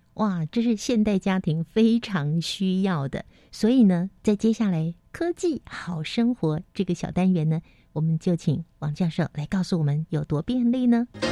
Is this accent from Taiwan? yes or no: yes; Taiwan; 我们台湾人呢，是住在这个四面环海的台湾